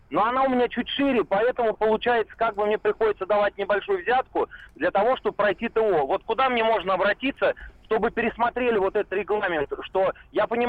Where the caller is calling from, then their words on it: Saratov, Saratov Oblast, Russia; Ну, я из Саратова, и я вот, честно говоря, десятками э, отсылаю с видеорегистратора с телефона с видеокамеры.